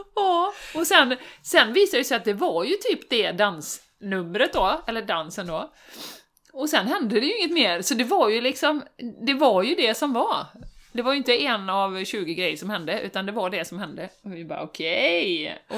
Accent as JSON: {"language": "Swedish", "country": "Sweden", "said": "som svensk"}